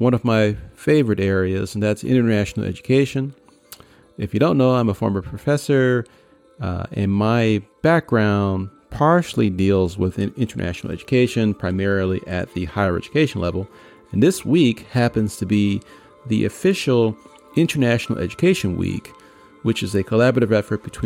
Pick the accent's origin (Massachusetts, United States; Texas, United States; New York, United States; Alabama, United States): New York, United States; New York City; my days as a kid growing up in Queens